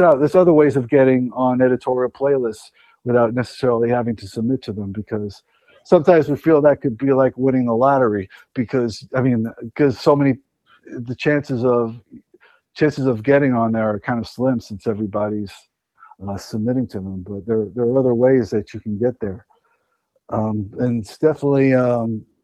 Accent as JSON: {"language": "English", "region": "New York", "country": "United States", "said": "we're from New York."}